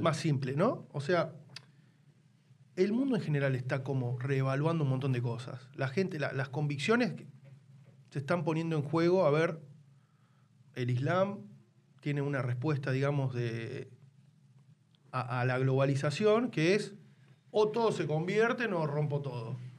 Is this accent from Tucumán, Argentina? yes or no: yes; Tucumán, Argentina; yo me crié en Tucumán